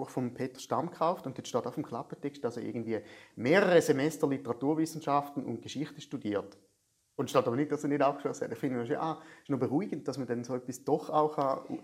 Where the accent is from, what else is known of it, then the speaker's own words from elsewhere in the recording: Schaffhausen, Switzerland; also born or lived in Thurgau; ich sehe mich eigentlich immer so als Schaffhauser Aszendent Thurgauer.